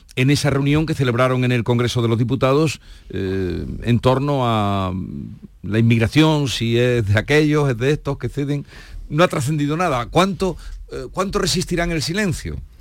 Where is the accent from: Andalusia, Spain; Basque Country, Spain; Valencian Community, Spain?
Andalusia, Spain; northern Córdoba; de mi tierra, del norte de Córdoba